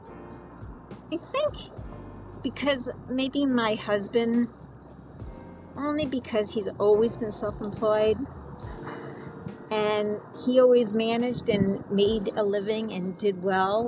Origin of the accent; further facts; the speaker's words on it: Cranston, Rhode Island, United States; also born or lived in Barrington, Rhode Island; I was born and raised in Rhode Island. I grew up in Cranston and then moved to Barrington and went to high school in Barrington